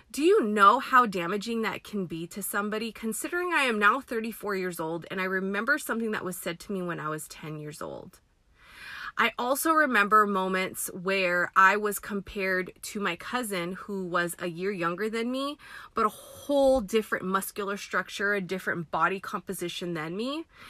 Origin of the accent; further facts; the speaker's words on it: United States; I am Filipina American. My parents were born in the Philippines, came here in their 20s and they in like 81 and started their family here